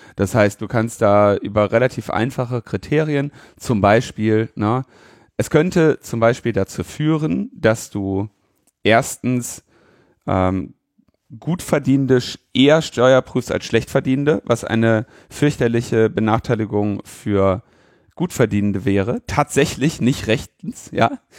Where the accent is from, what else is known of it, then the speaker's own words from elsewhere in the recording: Germany; ich jetzt als äh, Deutscher